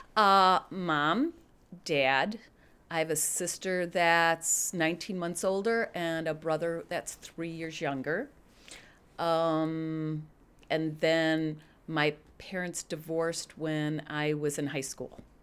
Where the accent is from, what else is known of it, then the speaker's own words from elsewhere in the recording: Glen Ellyn, Illinois, United States; also born or lived in Pennsylvania; now in Naperville, United States; I grew up in Glen Ellen.